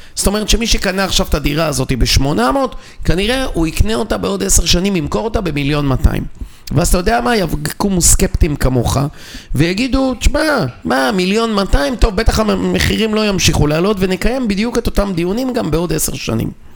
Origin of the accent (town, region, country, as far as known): Israel